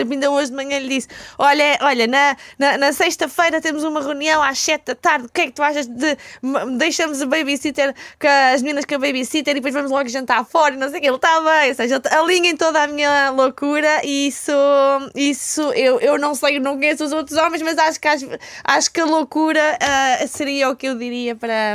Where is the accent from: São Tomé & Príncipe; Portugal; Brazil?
Portugal; Elvas, Alentejo; moved away as an adult; now in Lisbon, Portugal; eu sou, sou do Alentejo, né? sou de Elvas, tinha vindo para cá então estudar